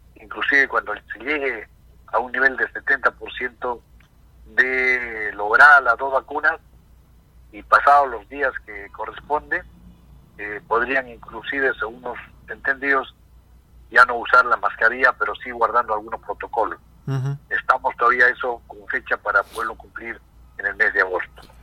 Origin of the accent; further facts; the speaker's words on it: Peru; como peruanos